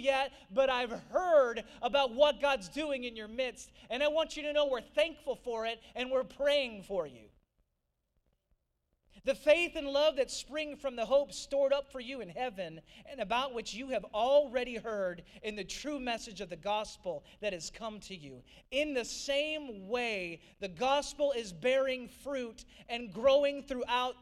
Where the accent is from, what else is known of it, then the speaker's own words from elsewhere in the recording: St. Louis, Missouri, United States; moved away as an adult; also born or lived in Nashville, Tennessee; now in Georgia, United States; I grew up in St. Louis. I'm a Midwesterner at heart, I'm Midwestern in skin